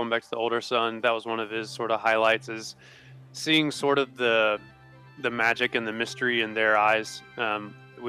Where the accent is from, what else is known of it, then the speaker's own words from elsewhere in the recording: United States; also born or lived in Tennessee; I'm from Alabama and Tennessee